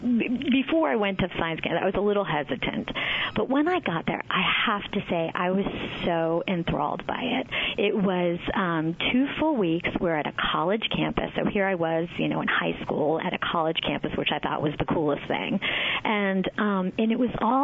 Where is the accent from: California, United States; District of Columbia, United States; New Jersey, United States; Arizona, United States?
New Jersey, United States; Titusville; I grew up in, it was called Titusville. It was right near Washington Crossing, about 3 miles from New Hope